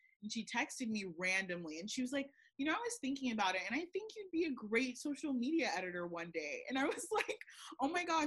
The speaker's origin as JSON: {"language": "English", "town": "Kissimmee", "region": "Florida", "country": "United States", "moved": "yes", "said": "I'm actually from Kissimmee"}